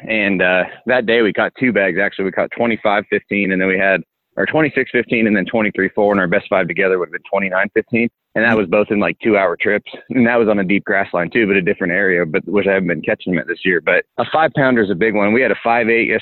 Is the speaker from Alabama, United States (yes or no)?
no; Spokane, Washington, United States; moved away as an adult; also born or lived in Wisconsin; I'm actually from Washington